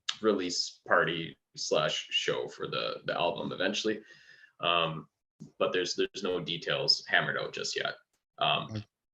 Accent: Canada; as a Canadian

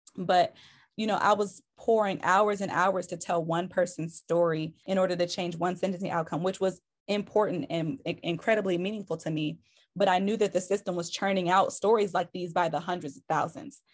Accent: Detroit, Michigan, United States; I'm originally from Detroit, Michigan.

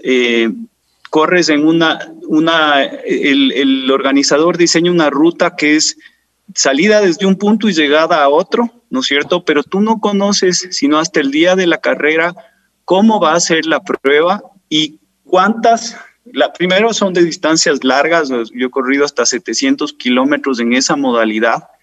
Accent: Quito, Pichincha, Ecuador; born or raised there

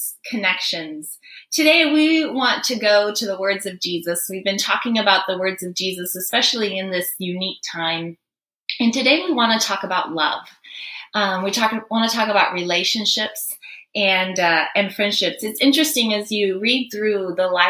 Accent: Guinea; moved away; I grew up in Guinea, West Africa.

